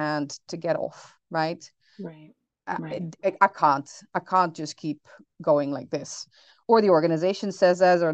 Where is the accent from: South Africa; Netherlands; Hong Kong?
Netherlands; now in New Orleans, United States; I grew up in the Netherlands, hence the name